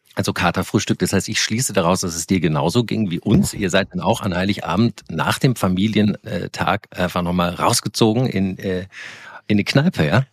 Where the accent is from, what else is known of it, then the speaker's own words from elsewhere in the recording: Koblenz, Rhineland-Palatinate, Germany; ich komme ja aus Koblenz, das ist ja auch im Rheinland auch christlich geprägt